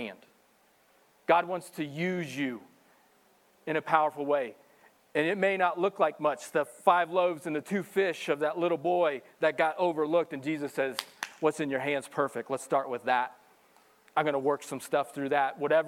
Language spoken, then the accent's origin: English; Missouri, United States; moved away; I'm a country boy, and even growing up in Missouri, I would go fishing.